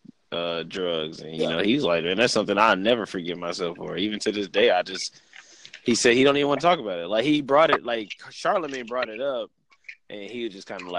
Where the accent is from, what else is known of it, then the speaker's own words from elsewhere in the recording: San Antonio, Texas, United States; I'm from San Antonio, Texas